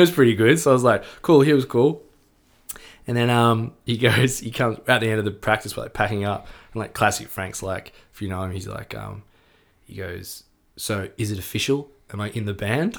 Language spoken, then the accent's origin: English; Melbourne, Victoria, Australia; we grew up in Melbourne